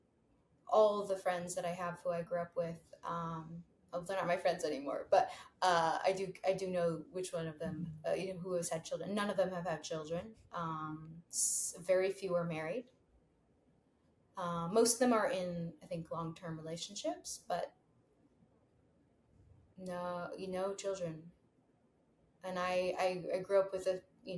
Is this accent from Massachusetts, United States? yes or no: no; New York City, New York, United States; growing up in New York City